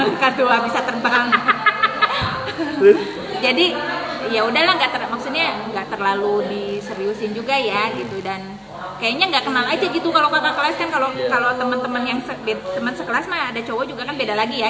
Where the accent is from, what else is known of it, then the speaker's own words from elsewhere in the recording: Majalengka, West Java, Indonesia; moved away as an adult; now in Tangerang, Indonesia; lahir di Majalengka, T K, S D, eh, sampai Aliyah